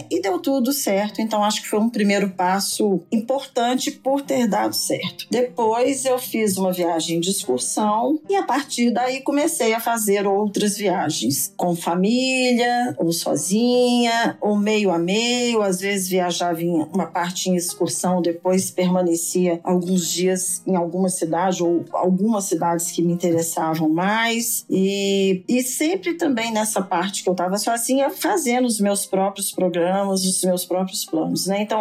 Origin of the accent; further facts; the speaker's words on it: Belo Horizonte, Minas Gerais, Brazil; moro em Belo Horizonte, né? Sou nascida aqui em BH e moro aqui.